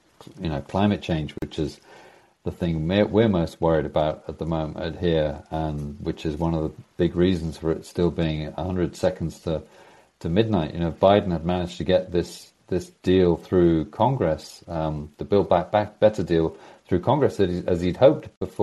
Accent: United Kingdom; also born or lived in United States; now in Norway; I'm a Brit living in Norway

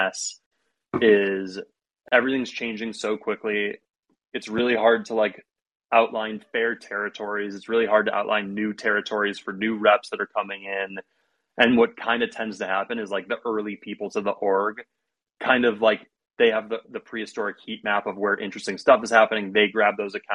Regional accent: Ohio, United States; I'm from Ohio

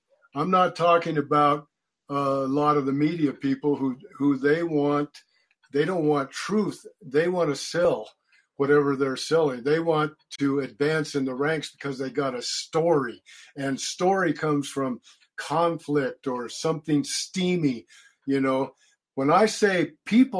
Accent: Wyoming, United States; I grew up in the state of Wyoming.

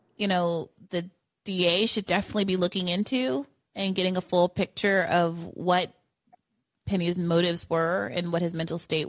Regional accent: New York, United States; we're both from New York

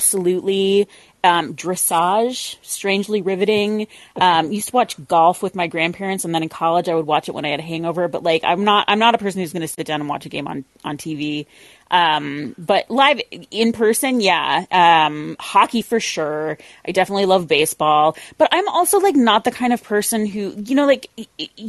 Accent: Alaska, United States; moved away; also born or lived in Portland; I am Catholic and I'm from Alaska

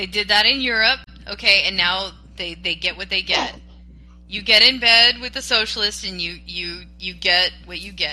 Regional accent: Gulf Coast, United States; I grew up on the Gulf Coast

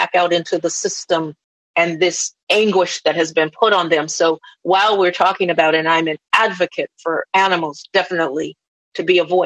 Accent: Los Angeles, California, United States; also born or lived in Beverly Hills / North Carolina (Lumbee lineage); I'm from LA. I've lived in Beverly Hills and all over Southern California and Northern California.

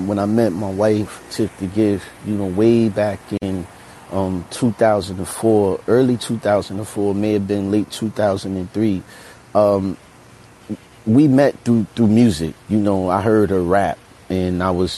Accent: New York City, New York, United States; I was born in New York City in Brooklyn. And just my neighborhood, Fort Greene, was like a epicenter of culture at the time

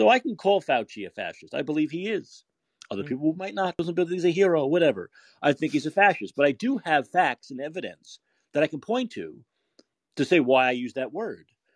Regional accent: United States; accent: New York, Boston accent; also born or lived in Canada; As an American

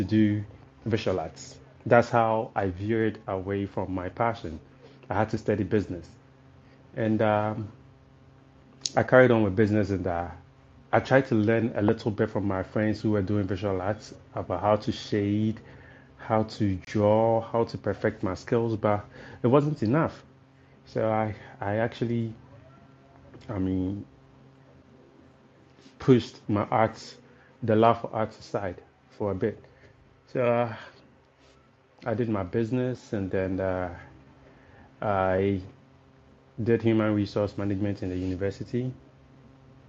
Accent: Tema, Greater Accra, Ghana; I'm just a young gentleman, born and raised in Tema.

